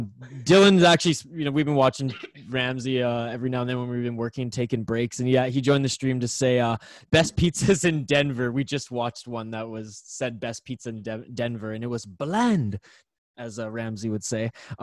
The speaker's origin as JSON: {"language": "English", "region": "British Columbia", "country": "Canada", "said": "maybe it's just because I'm like from Vancouver Island"}